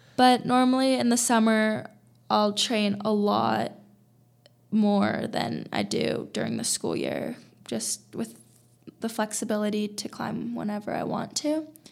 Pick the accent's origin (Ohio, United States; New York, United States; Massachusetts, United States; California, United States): California, United States; now in Boulder, United States; I'm from California